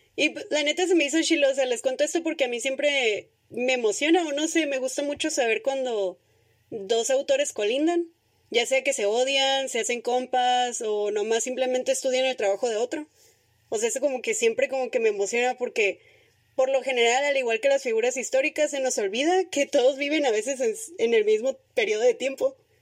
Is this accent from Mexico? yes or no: yes; northern Mexico, Mexico; para los que no son del norte, aquí comemos carne asada con cualquier excusa